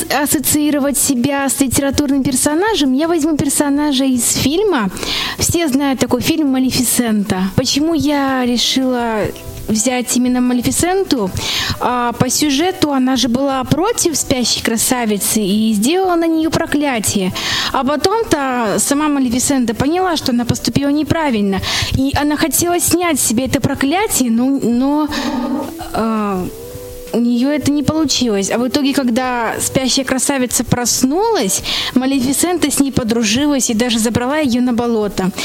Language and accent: Russian; Omsk, Omsk Oblast, Russia; я из города Омска